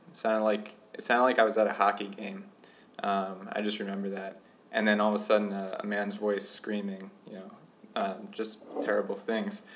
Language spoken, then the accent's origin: English; Pennsauken, New Jersey, United States; moved away as an adult; also born or lived in Minnesota; now in Ithaca, United States; I grew up in Pennsauken, which is a suburb of Philadelphia